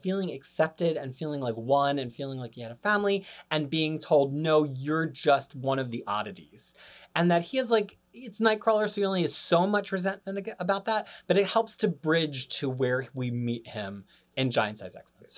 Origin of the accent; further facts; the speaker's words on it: United States; moved away as an adult; now in New Zealand